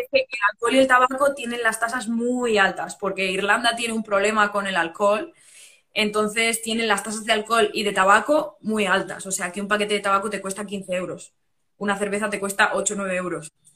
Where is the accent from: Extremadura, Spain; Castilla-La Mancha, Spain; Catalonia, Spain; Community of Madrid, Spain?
Community of Madrid, Spain; Madrid; moved away as an adult; now in Dublin, Ireland; España es mi sitio, Madrid es.